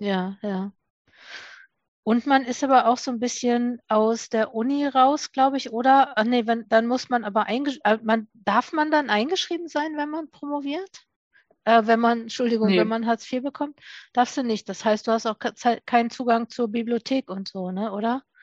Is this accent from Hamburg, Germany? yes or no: no; Duisburg, North Rhine-Westphalia, Germany; ich komme auch aus Duisburg